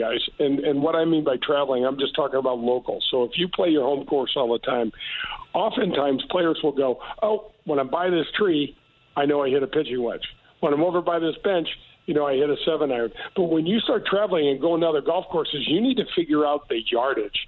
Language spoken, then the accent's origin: English; United States; I'm from North County